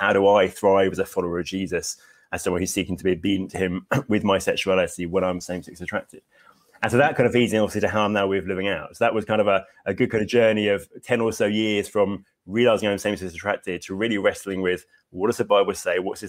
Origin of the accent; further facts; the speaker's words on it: Hastings, South East England, United Kingdom; now in Bexhill, United Kingdom; I grew up in Hastings, which is near, I live in Bexhill now